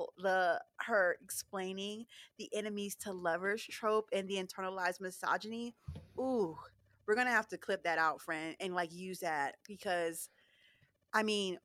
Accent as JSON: {"language": "English", "town": "Philadelphia", "region": "Pennsylvania", "country": "United States", "moved": "yes", "said": "I'm originally from Philadelphia"}